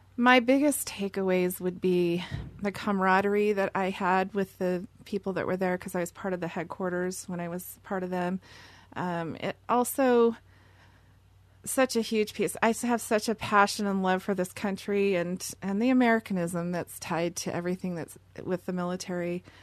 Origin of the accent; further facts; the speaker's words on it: Seattle, Washington, United States; I'm from Seattle and born and raised there